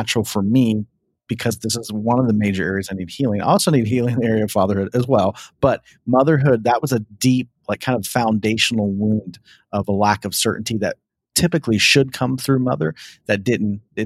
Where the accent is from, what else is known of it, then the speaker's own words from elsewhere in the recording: Ohio, United States; I grew up in Ohio